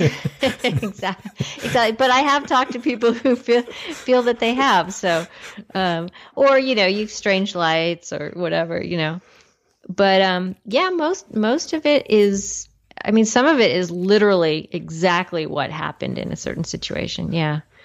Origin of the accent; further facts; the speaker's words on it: Los Angeles, California, United States; I grew up in the uh, Los Angeles area in California, which surprisingly has a lot of mountains in it